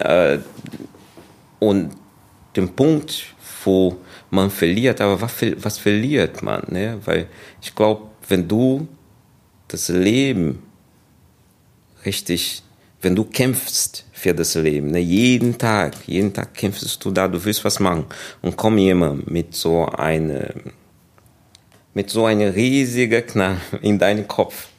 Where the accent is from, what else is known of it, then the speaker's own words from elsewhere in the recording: Brazil; German is a second language; also born or lived in England; now in Germany; Und dann bin ich in Brasilien aufgewachsen dann, ja, und 2001, dann bin ich hier gekommen.